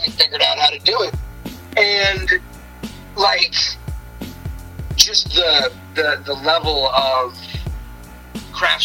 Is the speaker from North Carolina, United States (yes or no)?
no; East Coast, New York City area, United States; I'm from the East Coast and New York City generally in that area